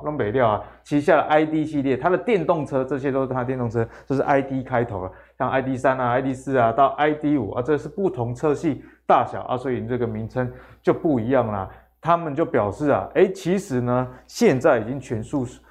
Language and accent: Chinese; Taiwan; 我们台湾人嗯。奴性这么重